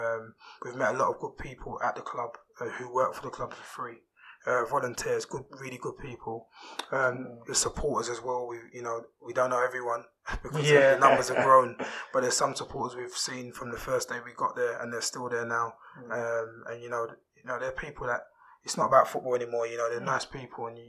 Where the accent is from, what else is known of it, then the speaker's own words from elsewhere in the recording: London, United Kingdom; I grew up in Peckham